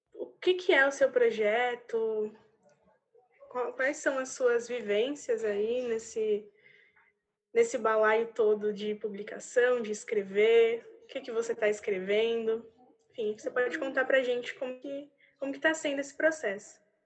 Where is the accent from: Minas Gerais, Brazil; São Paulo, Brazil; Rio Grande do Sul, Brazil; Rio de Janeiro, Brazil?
São Paulo, Brazil; Várzea Paulista; Também sou uma figura varzina